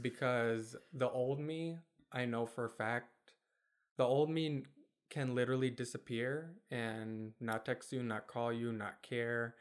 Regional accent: Kentwood, Michigan, United States; also born or lived in Germany / Bosnia; we moved to Kentwood in Michigan when I was five. So I've lived in Michigan my whole life pretty much since then

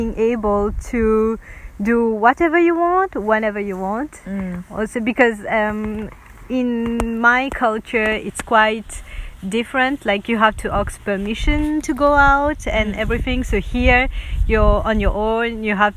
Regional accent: Mauritius; moved away as an adult; now in Ireland; I'm from Mauritius. And I just moved to Ireland like a year ago

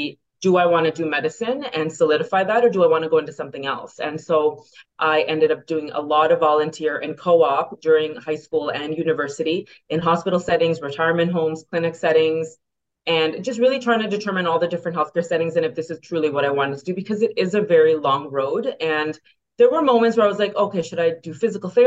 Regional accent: Toronto, Ontario, Canada; also born or lived in Brampton, Ontario / Pennsylvania, United States / Buffalo, United States; born and raised in Etobicoke, and parents eventually moved over to Brampton

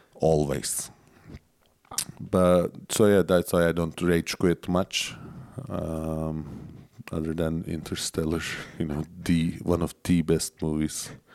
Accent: Turkey

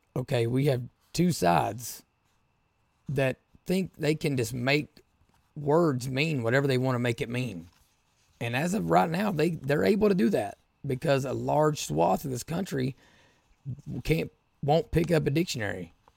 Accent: Appalachia, United States; I'm from Appalachia

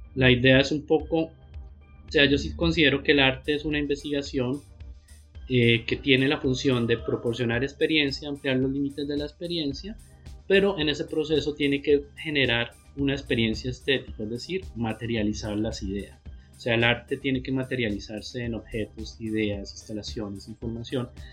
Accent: Pamplona, Norte de Santander, Colombia; moved away as an adult; now in Bucaramanga, Colombia; yo soy de Pamplona

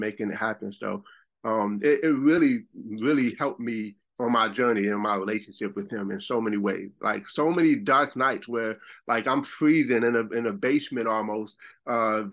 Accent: Buffalo, New York, United States; moved away as an adult; also born or lived in Rochester, New York; now in South Carolina, United States; I'm from Buffalo, and I lived in Rochester, New York, but I ended up moving to South Carolina.

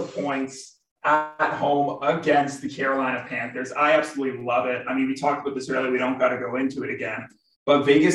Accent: Toronto, Ontario, Canada; a massive Maple Leaf fan growing up in Toronto

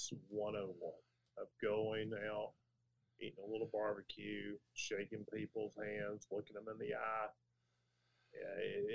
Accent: Talbot County, Georgia, United States; I grew up in Talbot County, northern part of the county near Manchester, Georgia, and grew up on a farm there in Talbot County.

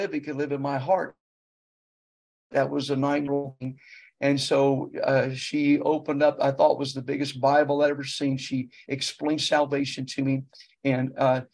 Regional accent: Marion, Ohio, United States; moved away as an adult; also born or lived in Nashville, Tennessee / South Carolina / Virginia; now in Roanoke, United States; Therefore, we moved to Ohio, and my mother was actually from there, but that's where I grew up. I grew up in Ohio.

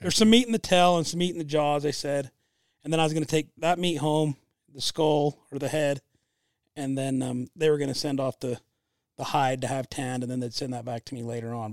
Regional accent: Utah, United States; I'm from Utah

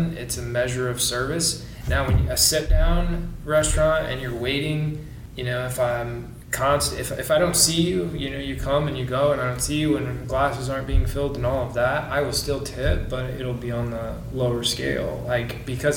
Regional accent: Du Quoin, Illinois, United States; moved away as an adult; also born or lived in Lake Wales, Florida; I'm originally from Southern Illinois, a small town, DuCoin, Illinois. It's about 6,000 people

